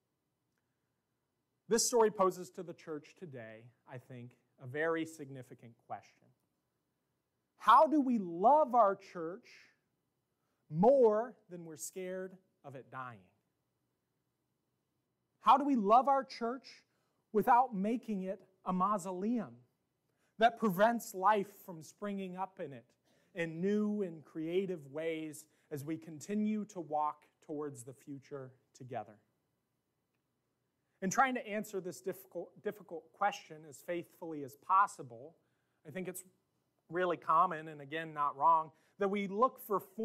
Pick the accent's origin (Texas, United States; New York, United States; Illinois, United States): Illinois, United States; Pleasant Plains; moved away; I went back to my hometown last year